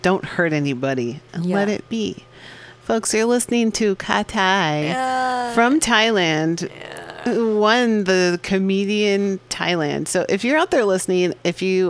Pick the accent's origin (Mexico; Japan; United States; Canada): United States; San Francisco, California; I grew up here in San Francisco.